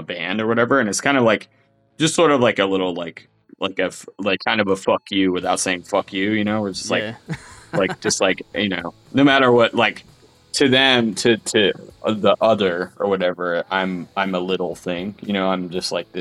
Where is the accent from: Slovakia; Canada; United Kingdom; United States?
United States; Delaware County, Pennsylvania; accent: Delco; moved away as an adult; now in Philadelphia, United States; I grew up in Delaware County, which is like about 15 miles from like where I live now